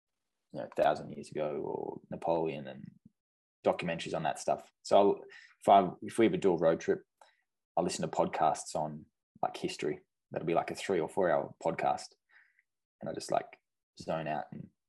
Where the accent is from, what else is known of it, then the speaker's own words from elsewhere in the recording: Australia; just like what I grew up with in Australia.